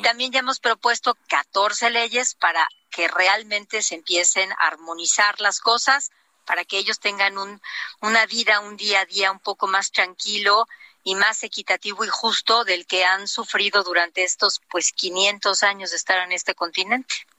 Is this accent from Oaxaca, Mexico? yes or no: yes; Oaxaca, Mexico; mi tierra